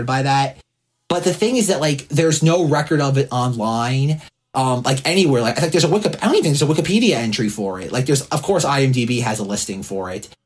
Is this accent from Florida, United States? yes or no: yes; New Port Richey, Florida, United States; moved away as an adult; also born or lived in New York; I was a fellow Floridian, much like Josh. I grew up in Newport Richey, Florida